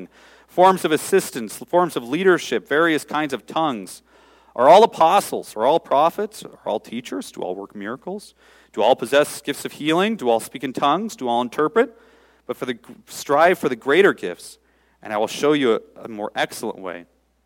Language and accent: English; Seattle, Washington, United States; I grew up in Seattle